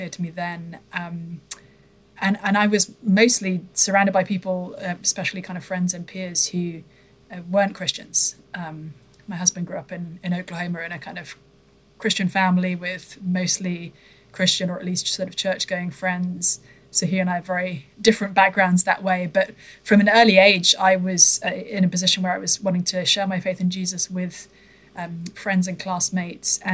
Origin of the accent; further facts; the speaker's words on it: United Kingdom; moved away; So I come from the UK originally, as folks may be able to discern from my accent.